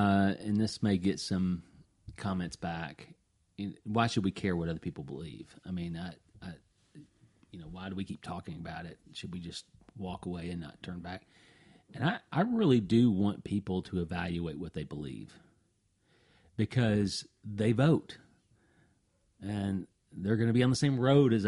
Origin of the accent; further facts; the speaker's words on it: the South, Southern United States, United States; accent: Southern; my Southern accent